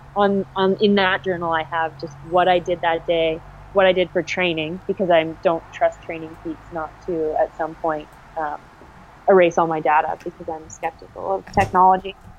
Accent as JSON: {"language": "English", "area": "Durham Region", "region": "Ontario", "country": "Canada", "said": "I'm from the Durham region"}